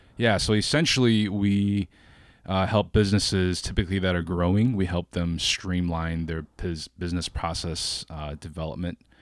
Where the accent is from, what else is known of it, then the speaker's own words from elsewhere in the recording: Wheaton, Illinois, United States; moved away as an adult; also born or lived in China; now in Oakland, United States; I was born in China. I moved to the States when I was nine. Uh, so I'm a first generation immigrant. and, uh, grew up in Chicago in the suburbs